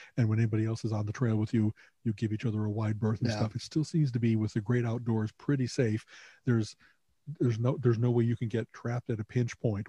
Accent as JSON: {"language": "English", "town": "Chicago", "region": "Illinois", "country": "United States", "tie": "born or raised there", "moved": "yes", "said": "we grew up in Chicago"}